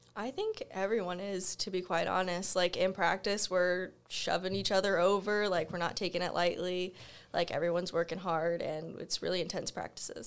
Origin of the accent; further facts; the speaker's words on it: Florida, United States; moved away; I'm from Florida, right next to the beach